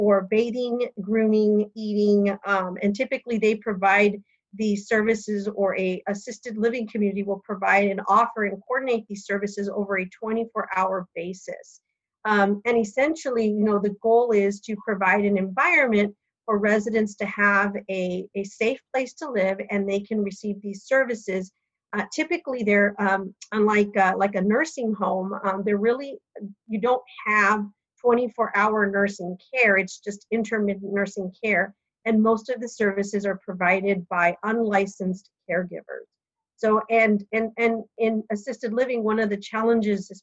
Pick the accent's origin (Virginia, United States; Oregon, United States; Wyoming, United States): Oregon, United States; I'm from Oregon